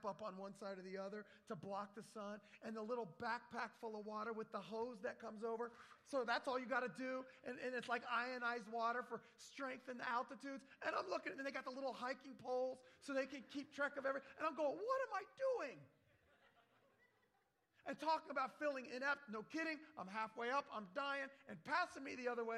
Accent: Virginia, United States; moved away; also born or lived in Florida / Wisconsin; the mountains I grew up in Virginia.

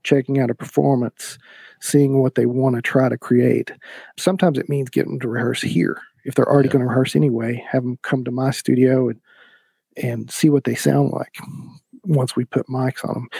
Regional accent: East Tennessee, United States; I started out getting a music degree at ETSU because I'm from East Tennessee

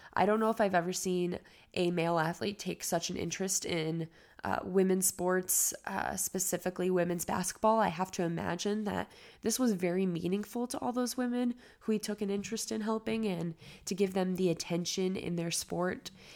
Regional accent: Cleveland, Ohio, United States; I was born and raised in Cleveland

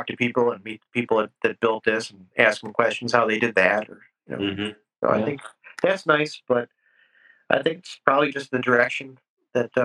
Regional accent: La Grange, Illinois, United States; also born or lived in Downers Grove, Illinois; I grew up in LaGrange, Illinois, which is western suburbs of Chicago

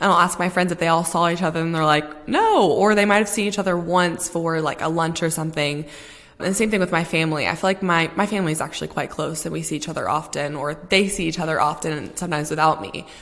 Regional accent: Texas, United States; moved away as an adult; now in London, United Kingdom; home in Texas

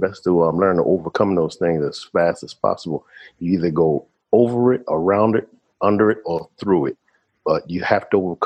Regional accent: Washington, District of Columbia, United States; moved away as an adult; now in Panama; we grew up in Washington, D.C., graduated high school

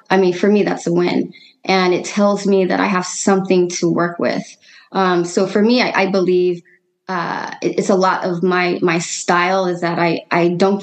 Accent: Seattle, Washington, United States; also born or lived in New York / California; now in Oakland, United States; I'm originally from Seattle

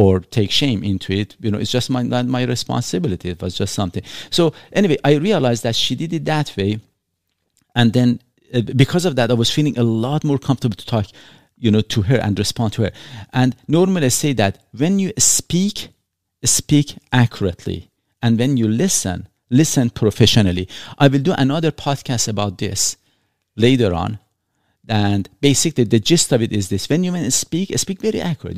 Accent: Iran; English is a second language; now in Canada; I was born in Iran

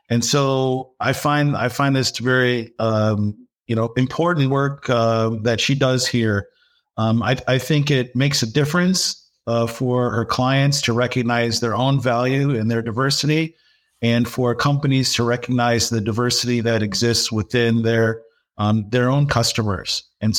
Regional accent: Dearborn, Michigan, United States; Yes, I was born in Dearborn, Michigan.

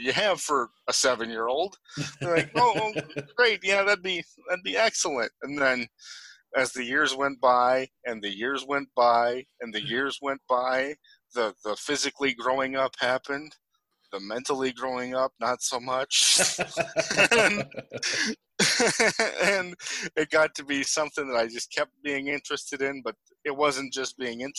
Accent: Ortonville, Minnesota, United States; We grew up in a small Midwestern town in Minnesota called Ortonville

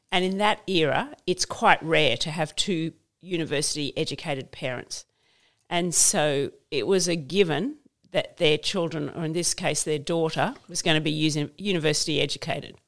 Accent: Queensland, Australia; I grew up in Queensland, so we had stumps

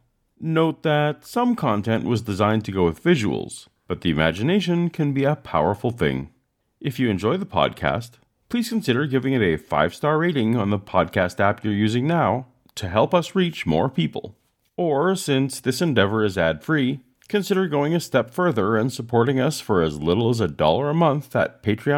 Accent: Canada; I'm Canadian

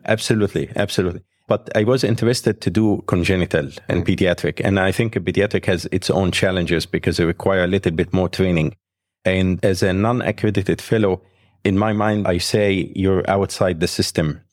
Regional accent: Egypt; moved away as an adult; also born or lived in Alexandria; now in United States; I was graduated from Alexandria Medical School, and I grew up in Egypt, so my life was there

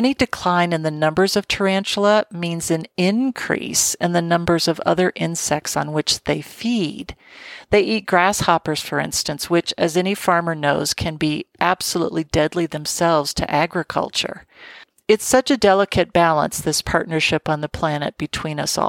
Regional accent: Colorado, United States; in my home state of Colorado

